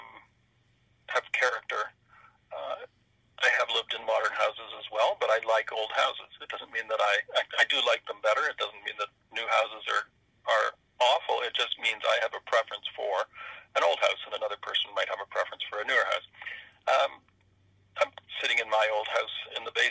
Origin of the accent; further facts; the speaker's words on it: Canton, Ontario, Canada; I grew up in Canton and my ancestors had been there for couple hundred years